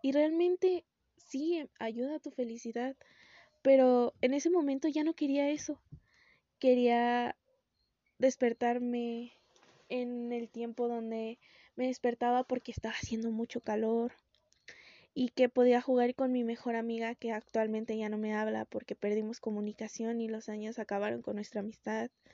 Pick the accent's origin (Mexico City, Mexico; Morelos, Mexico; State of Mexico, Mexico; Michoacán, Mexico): Michoacán, Mexico; Morelia; soy de México, de Morelia